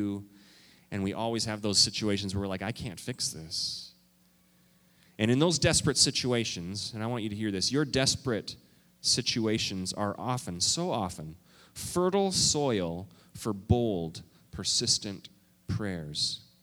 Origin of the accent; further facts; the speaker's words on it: Canada; also born or lived in Minnesota; now in United States; I am a Canadian. Okay? I'm a Canadian.